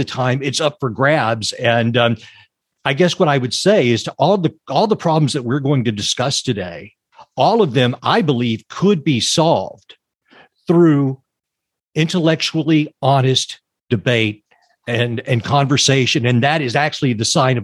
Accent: Texas, United States; moved away as an adult; also born or lived in Fort Worth, Texas; now in Los Angeles, United States; I came originally from Texas. And I, just a little background for your listeners, I grew up on a farm

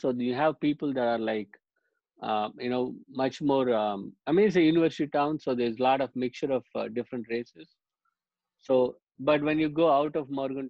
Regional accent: India; Growing up in India, one of the things is because I moved so much, I moved 14 schools by the time I hit fifth grade.

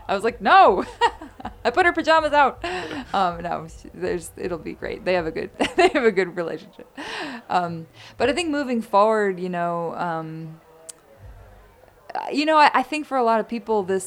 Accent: New York, United States; moved away; I'm from New York

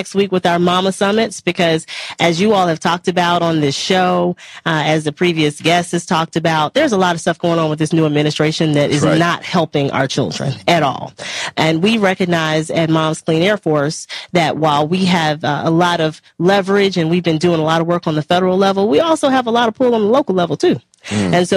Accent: Mississippi Delta, United States; I'm from the South. I'm a Mississippi Delta girl, and I come from one of the poorest states in the union

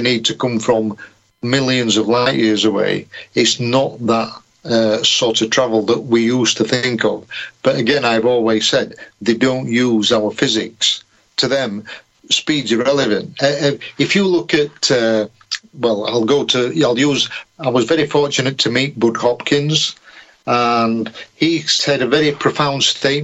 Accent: Yorkshire and the Humber, United Kingdom; being a Yorkshireman

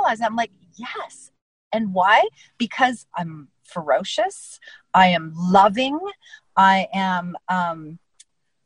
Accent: Canada; I'm Canadian

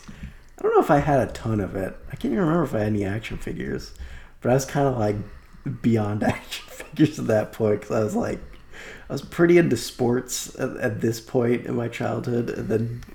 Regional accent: Seattle, Washington, United States; since I was growing up in Seattle

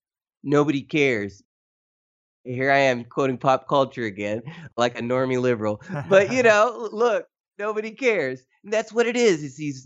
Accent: Tennessee, United States; moved away as an adult; now in Philippines; I am from Tennessee.

